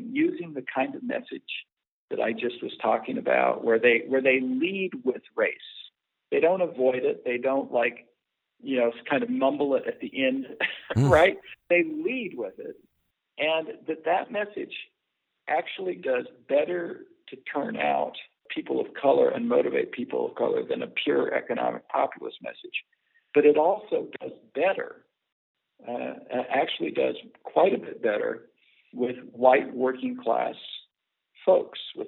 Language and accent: English; Nebraska, United States; I spent much of my life in rural America. I'm from Nebraska